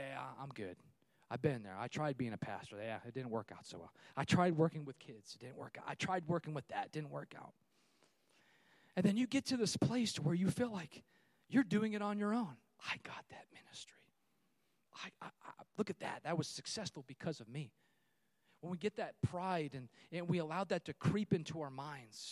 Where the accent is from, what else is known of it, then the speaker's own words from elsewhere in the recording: California, United States; moved away; I'm from California